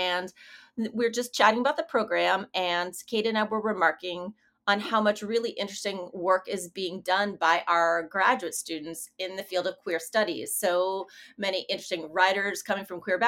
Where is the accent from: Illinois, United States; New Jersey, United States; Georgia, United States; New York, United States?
Illinois, United States; Chicago; moved away as an adult; also born or lived in Fayetteville, Arkansas; now in Oxford, Mississippi, United States; I'm originally from Chicago